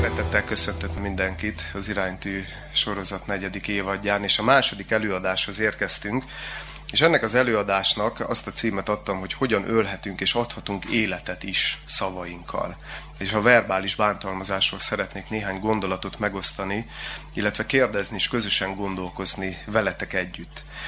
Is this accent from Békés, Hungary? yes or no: yes; Gyula, Békés, Hungary; Én gyulai születésű vagyok